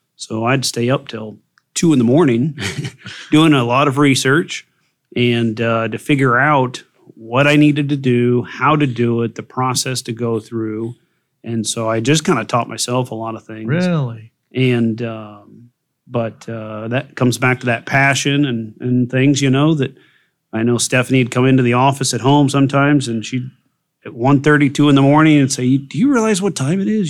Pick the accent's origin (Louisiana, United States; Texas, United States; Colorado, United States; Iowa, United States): Iowa, United States; Burlington; I was born and raised here in Burlington